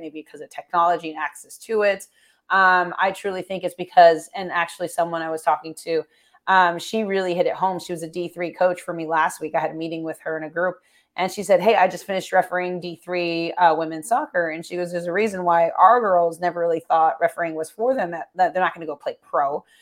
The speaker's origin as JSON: {"language": "English", "region": "Florida", "country": "United States", "said": "I'm from Florida"}